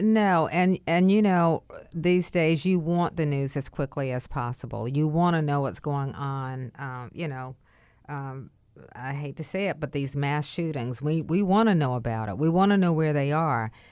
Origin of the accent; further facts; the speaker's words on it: Wilmington, North Carolina, United States; also born or lived in Raleigh; my hometown